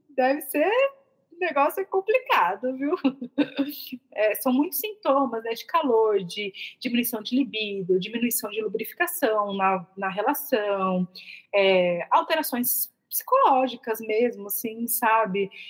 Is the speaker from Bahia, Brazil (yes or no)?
no; São Paulo, Brazil; moved away; eu sou de São Paulo